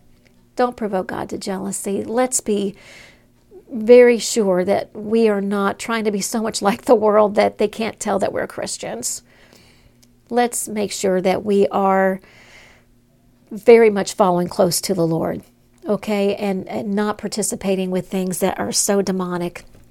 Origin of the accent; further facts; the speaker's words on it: Southern United States, United States; I grew up in Southern part of the United States, an independent, fundamental, Bible-believing South